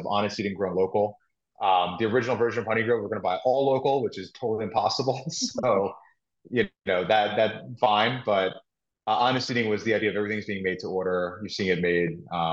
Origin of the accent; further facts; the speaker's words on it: New York, United States; also born or lived in Philadelphia; my background, I'm from New York, where I'm sitting